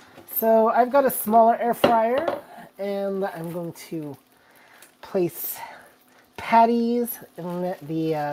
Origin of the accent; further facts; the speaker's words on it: Mississippi, United States; born there; also born or lived in England; I lived in England for the first 4 years of my life. And even though I was born in Mississippi, but I was only there for like 9 weeks, so it barely counts.